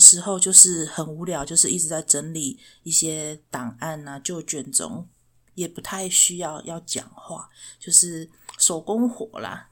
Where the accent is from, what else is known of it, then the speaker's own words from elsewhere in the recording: Chiayi, Taiwan; 我是嘉义人